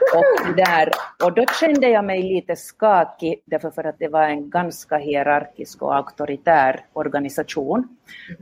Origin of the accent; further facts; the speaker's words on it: Vaasa, Ostrobothnia, Finland; accent: Finland Swedish; moved away as an adult; now in Helsinki, Finland; jag är själv född och uppvuxen i Vasa som ligger ganska rakt mittemot Umeå